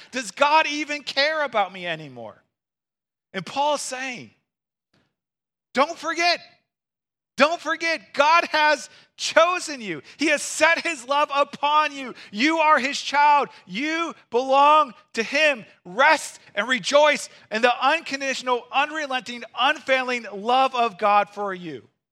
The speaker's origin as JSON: {"language": "English", "region": "Missouri", "country": "United States", "moved": "yes", "lives_now": "Wisconsin, United States", "said": "I'm from Missouri"}